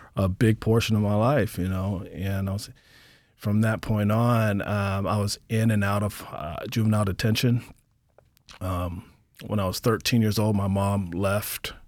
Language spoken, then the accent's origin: English; Portland, Oregon, United States; also born or lived in Birmingham, Alabama; now in Anchorage, United States; I was born in Birmingham, Alabama, raised in Portland, Oregon, and I've lived here in Anchorage, Alaska for about twenty years